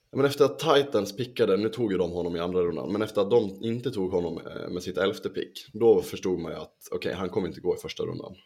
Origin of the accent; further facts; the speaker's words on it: Sweden; vi svenskar